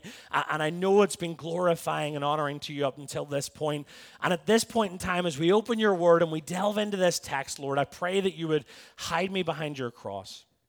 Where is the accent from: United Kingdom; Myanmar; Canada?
United Kingdom; Belfast, Northern Ireland; now in Tampa, United States; I'm from Belfast in Northern Ireland. America's affected me in more ways than one. It's dwindled my accent.